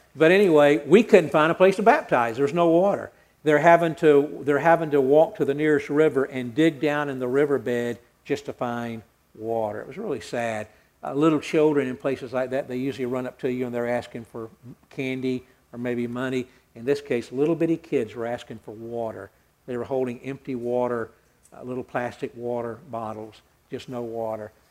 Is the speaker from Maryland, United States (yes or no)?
no; Atlanta, Georgia, United States; I grew up hearing songs. I'm from Atlanta